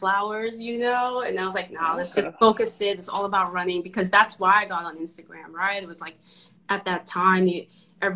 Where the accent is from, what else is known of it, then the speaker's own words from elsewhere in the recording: Trinidad & Tobago; now in Brooklyn, United States; I'm actually from Trinidad, a small hot island.